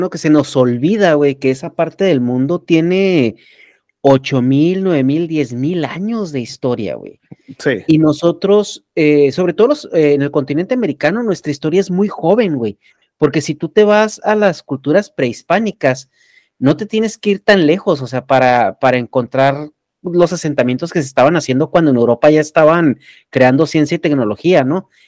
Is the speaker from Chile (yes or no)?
no; Mexico; nosotros como